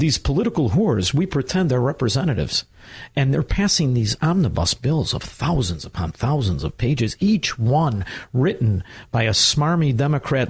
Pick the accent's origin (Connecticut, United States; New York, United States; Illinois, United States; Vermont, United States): Illinois, United States; Chicago; also born or lived in Melrose Park, Illinois; I'm from Chicago, Illinois